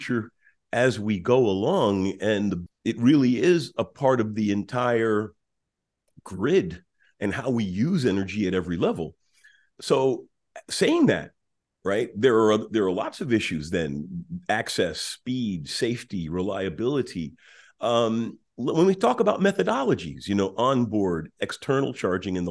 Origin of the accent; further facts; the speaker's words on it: New York City, New York, United States; I grew up in Queens, New York City, and my father owned a garage and gas station in Brooklyn